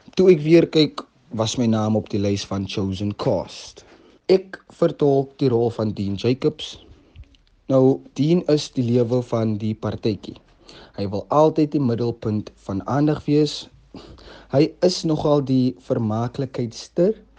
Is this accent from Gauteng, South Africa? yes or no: no; Cape Town, Western Cape, South Africa; gebore en opgegroei in Mitchells Plain